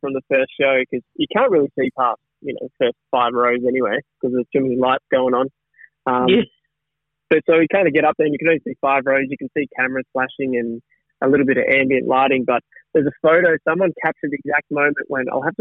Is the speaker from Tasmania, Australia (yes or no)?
yes; Tasmania, Australia; I come from Tassie and there's a lot, we've got a lot of stuff down there